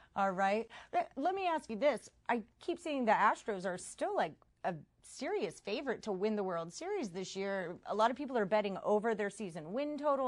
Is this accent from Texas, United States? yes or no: yes; Houston, Texas, United States; I'm from Houston